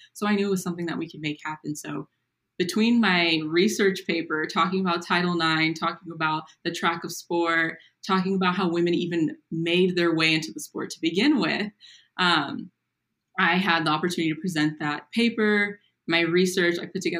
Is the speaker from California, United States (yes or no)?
yes; Napa, California, United States; I grew up in Napa, California. It was good to be back home. I kind of stay local after college